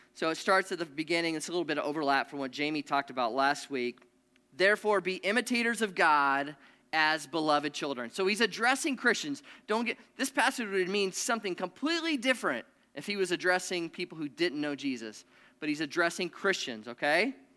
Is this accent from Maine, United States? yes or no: no; Nebraska, United States; I grew up in Nebraska.